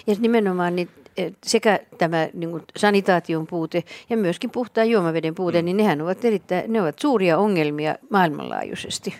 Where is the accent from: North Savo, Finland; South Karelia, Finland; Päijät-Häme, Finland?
South Karelia, Finland; Imatra; mä olen kotoisin Imatralta